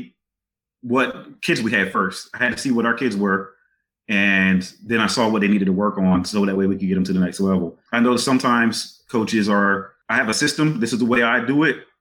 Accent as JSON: {"language": "English", "area": "Eastern Shore", "region": "Maryland", "country": "United States", "tie": "born or raised there", "moved": "yes", "said": "growing up on the Eastern Shore in that time period that I was"}